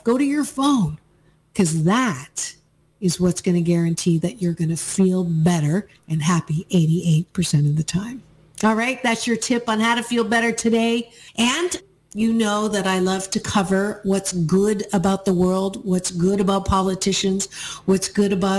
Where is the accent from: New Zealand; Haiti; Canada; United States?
Canada; moved away; I was born in Canada